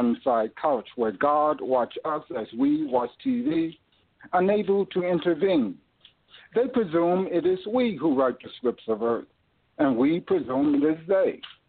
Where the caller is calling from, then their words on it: St. Louis, Missouri, United States; I'm calling from St. Louis.